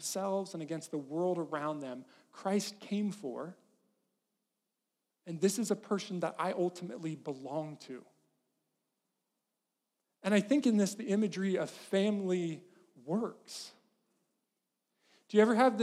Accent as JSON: {"language": "English", "town": "Farmington", "region": "California", "country": "United States", "tie": "born or raised there", "moved": "yes", "said": "the town I grew up in, Farmington, California, is a good place to be from."}